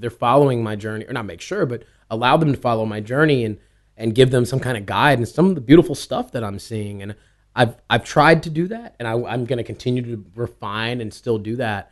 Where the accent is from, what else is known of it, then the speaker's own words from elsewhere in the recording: East Coast, United States; also born or lived in New York; I was born on the West Coast. I grew up on the East Coast